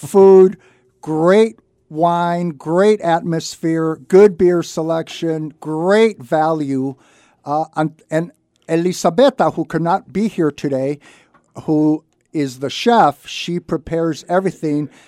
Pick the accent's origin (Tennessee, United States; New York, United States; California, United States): California, United States; Santa Barbara; I was born and raised in Santa Barbara, I graduated from Santa Barbara High School many, many years ago